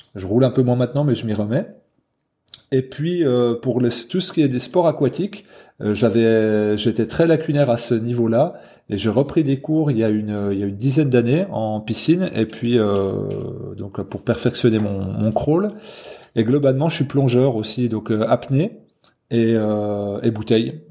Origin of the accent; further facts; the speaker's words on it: Haute-Saône, Bourgogne-Franche-Comté, France; moved away as an adult; now in Jura, France; Là j'habite dans le Jura depuis une dizaine d'années mais je suis originaire de Haute-Saône donc franc-comtois